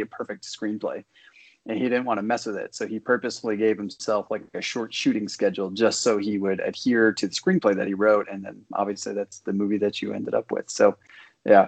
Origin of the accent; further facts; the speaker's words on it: Moorhead, Minnesota, United States; my hometown is Moorhead, Minnesota